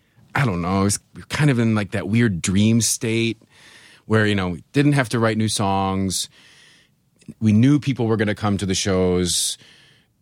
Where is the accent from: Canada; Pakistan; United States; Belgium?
United States; Buffalo, New York; I'm from Buffalo. I have black snow running through my veins. You know, I'm used to 8 month winters.